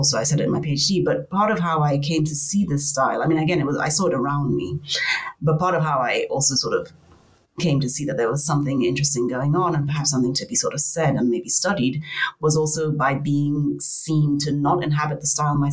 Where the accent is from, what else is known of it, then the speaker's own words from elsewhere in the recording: Nigeria; moved away as an adult; also born or lived in Cape Town, South Africa / Lagos, Nigeria; now in London, United Kingdom; I come from Nigeria.